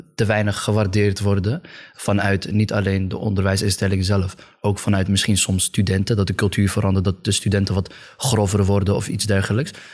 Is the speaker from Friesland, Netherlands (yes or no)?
yes; Friesland, Netherlands; Ik kom uit Friesland